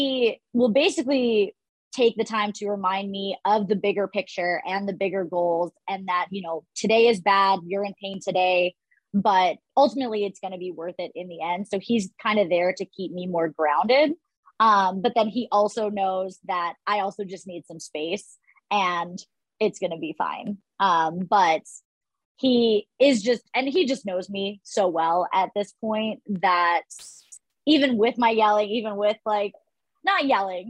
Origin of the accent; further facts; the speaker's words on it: Ohio, United States; I grew up in Ohio